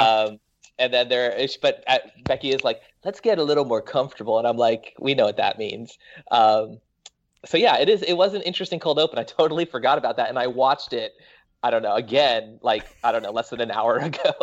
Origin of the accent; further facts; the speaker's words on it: Florida, United States; moved away as an adult; also born or lived in New York; now in Los Angeles, United States; I was born in Florida